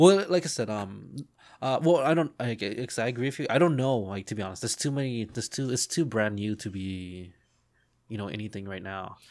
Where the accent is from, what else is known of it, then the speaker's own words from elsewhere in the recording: United States; as an American